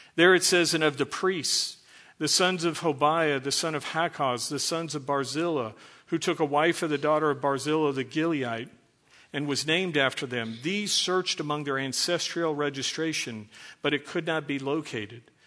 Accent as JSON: {"language": "English", "town": "Dallas", "region": "Texas", "country": "United States", "tie": "born or raised there", "said": "I was born in Dallas, so I'm a first generation American. I'm a French Canadian frog, uh, from Texas"}